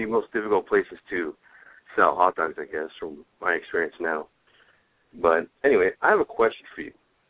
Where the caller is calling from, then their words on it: Lancaster, California, United States; I'm calling from the Antelope Valley.